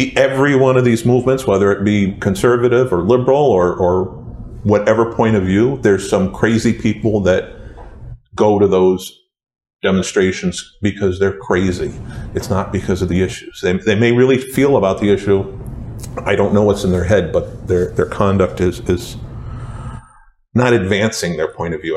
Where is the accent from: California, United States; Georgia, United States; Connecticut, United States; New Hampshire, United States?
Connecticut, United States; Woodbury; Growing up in Woodbury, there were no black families when I was in grade school